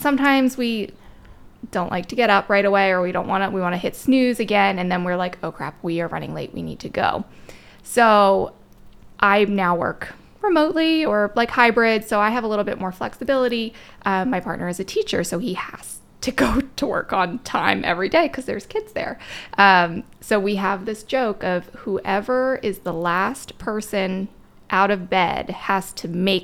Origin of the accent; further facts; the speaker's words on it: Maryland, United States; moved away as an adult; now in Pennsylvania, United States; I'm originally from Maryland. I've been in Pennsylvania now for most of my adult life.